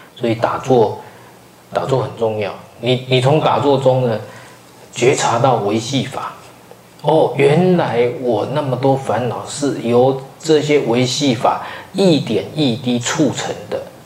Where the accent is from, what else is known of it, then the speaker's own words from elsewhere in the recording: Taiwan; 我们台湾人